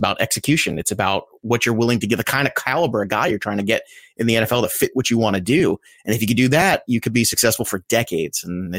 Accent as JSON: {"language": "English", "region": "New York", "country": "United States", "said": "I was from New York."}